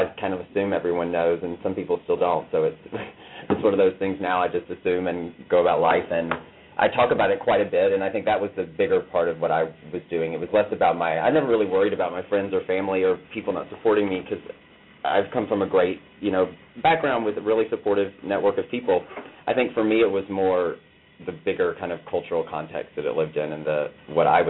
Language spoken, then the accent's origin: English; Atlanta, Georgia, United States; accent: twang; also born or lived in Mississippi / Los Angeles; now in New York, United States; I am originally from Atlanta, which you already noted with a twang. I was born in Atlanta, lived in Mississippi, went to L.A. for a bit, and then moved to New York about 6.5 years ago.